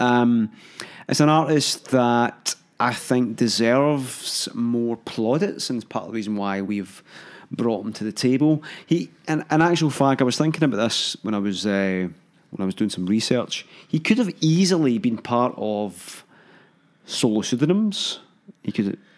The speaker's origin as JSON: {"language": "English", "town": "Hamilton", "region": "Scotland", "country": "United Kingdom", "said": "I'm from Hamilton."}